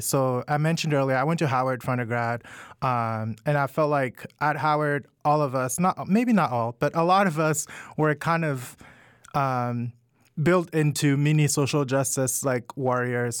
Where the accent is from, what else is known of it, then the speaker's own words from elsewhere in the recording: Cameroon; moved away as an adult; also born or lived in Washington, DC, United States / Georgia, United States; now in United States; I I'm originally from Cameroon and I moved to the US to go to college about 10